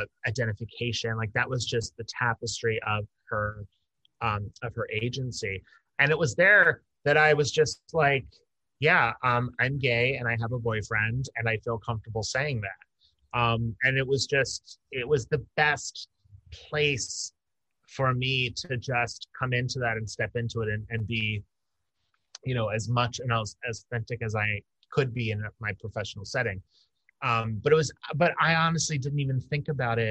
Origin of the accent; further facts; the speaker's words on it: outside Philadelphia, Bucks County, Pennsylvania, United States; I grew up right outside of Philadelphia, and then in Bucks County